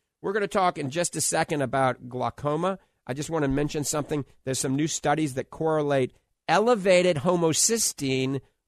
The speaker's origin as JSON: {"language": "English", "town": "New Orleans", "region": "Louisiana", "country": "United States", "tie": "born or raised there", "moved": "yes", "lives_now": "Clearwater Beach, United States", "said": "I grew up in New Orleans"}